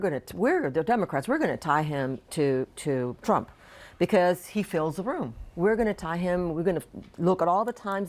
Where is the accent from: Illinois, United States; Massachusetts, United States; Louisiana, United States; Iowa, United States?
Louisiana, United States; now in South Florida, United States; I grew up in Louisiana